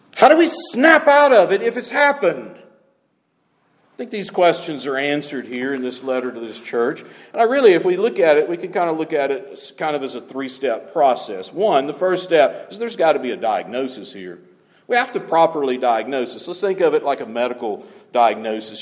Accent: the South, United States; moved away; growing up in the South is one thing

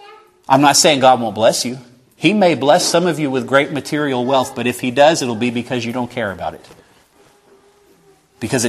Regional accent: the South, United States; I'm from the South. I'm a Baptist.

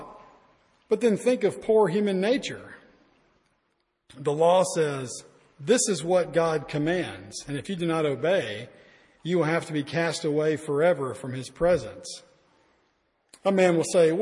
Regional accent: Alabama, United States; I'm from Alabama. We don't learn a lot there.

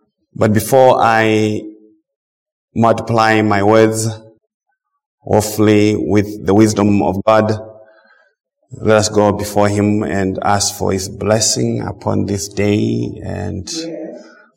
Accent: Zimbabwe; moved away as an adult; now in United States; I'm from Zimbabwe originally, as I said. The Lord brought me to this side about 23 years ago.

